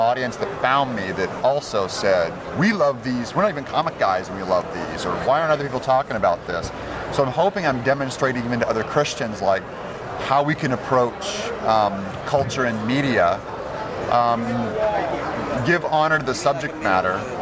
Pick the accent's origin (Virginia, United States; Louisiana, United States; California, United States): California, United States; Turlock; moved away; also born or lived in Los Angeles; I was raised in Turlock.